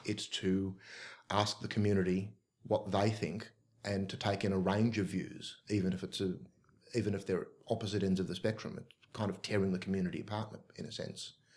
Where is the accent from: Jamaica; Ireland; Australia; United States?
Australia; Oakville, New South Wales; I'm from the Oakville area